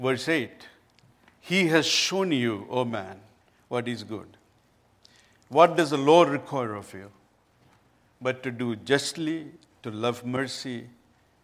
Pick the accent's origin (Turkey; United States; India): India; I come from India